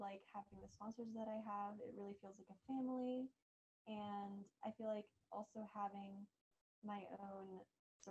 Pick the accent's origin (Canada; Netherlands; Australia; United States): United States; New Jersey; moved away as an adult; now in Brevard, United States; I grew up in New Jersey